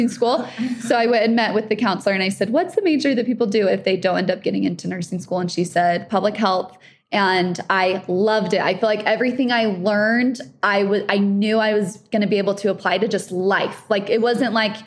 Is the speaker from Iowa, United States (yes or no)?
no; Holladay, Utah, United States; I grew up in Holiday. I went to Olympus High School